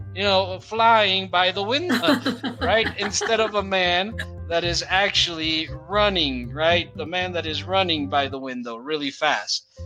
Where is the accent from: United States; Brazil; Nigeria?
Brazil; English is a second language; We in Brazil we know these words in in uh, Spanish as well.